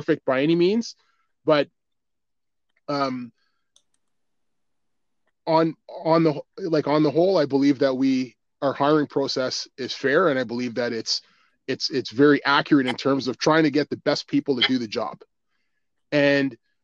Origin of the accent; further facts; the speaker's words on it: Ottawa, Ontario, Canada; I grew up right near Ritchie.